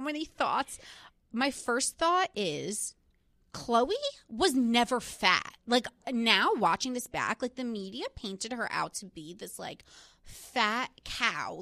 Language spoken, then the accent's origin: English; New Jersey, United States; I was from New Jersey